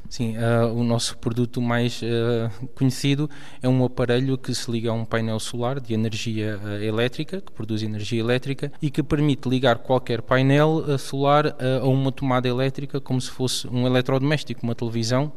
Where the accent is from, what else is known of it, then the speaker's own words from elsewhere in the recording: Ponte de Sor, Alentejo, Portugal; moved away; Eu sou de Ponte Sor, sim, é do distrito de Porto Alegre.